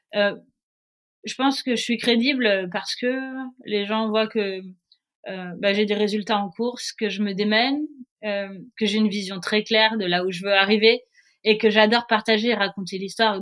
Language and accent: French; Nice, Provence-Alpes-Côte d'Azur, France; also born or lived in Paris; je suis née à Paris euh, et à l'âge de 3 ans, mes parents ont eu la bonne idée de déménager à Nice